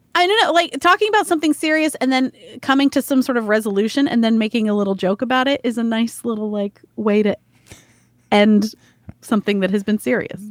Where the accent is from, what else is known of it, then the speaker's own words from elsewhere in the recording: the South, United States; growing up in the South